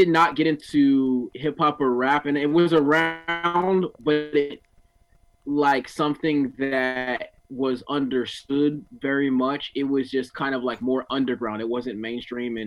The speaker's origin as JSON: {"language": "English", "town": "Oceanside", "region": "California", "country": "United States", "tie": "born or raised there", "also_born_or_lived": "Newark, New Jersey", "said": "I ended up in Oceanside. So I grew up in Oceanside"}